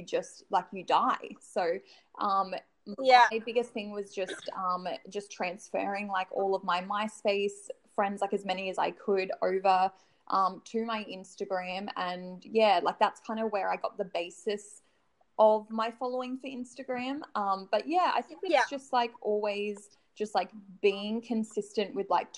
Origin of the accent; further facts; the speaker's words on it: Noosa, Queensland, Australia; I grew up in Noosa on the Sunshine Coast